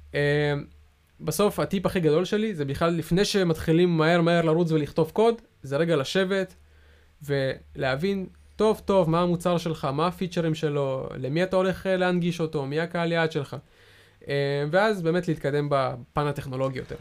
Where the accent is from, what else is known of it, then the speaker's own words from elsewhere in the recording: Israel; אנחנו ישראלים